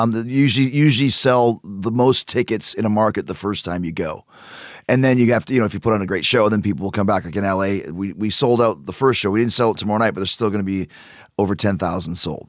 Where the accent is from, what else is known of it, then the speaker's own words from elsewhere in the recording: Winnipeg, Manitoba, Canada; moved away; also born or lived in Calgary; I'm from Winnipeg, uh, Canada